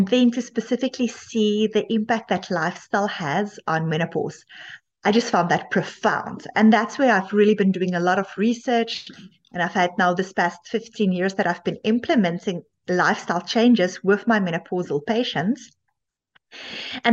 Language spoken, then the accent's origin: English; South Africa; moved away as an adult; now in Canada; I initially also studied medicine in South Africa